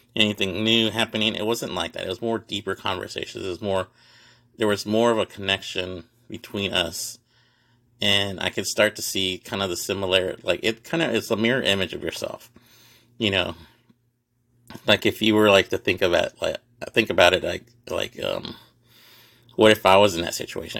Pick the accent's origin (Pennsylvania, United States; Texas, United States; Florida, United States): Texas, United States; Houston; also born or lived in Dallas-Fort Worth area; I'm from Houston